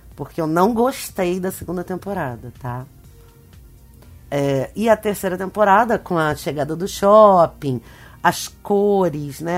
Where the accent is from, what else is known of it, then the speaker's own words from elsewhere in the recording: Rio de Janeiro, Brazil; esse lugar onde eu cresci. No Rio de Janeiro, num bairro importante do Rio de Janeiro.